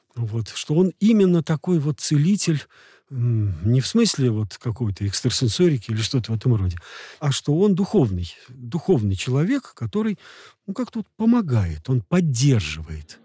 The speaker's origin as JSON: {"language": "Russian", "region": "Moscow", "country": "Russia", "said": "я из Москвы"}